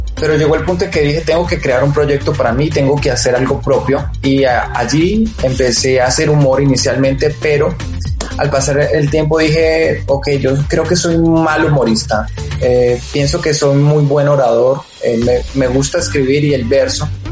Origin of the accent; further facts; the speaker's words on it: Colombia; somos colombianos